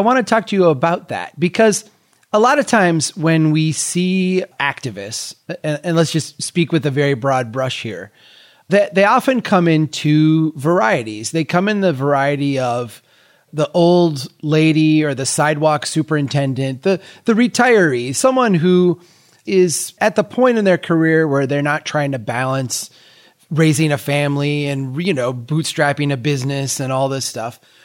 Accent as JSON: {"language": "English", "town": "Brainerd", "region": "Minnesota", "country": "United States", "tie": "born or raised there", "said": "Brainerd here, my hometown"}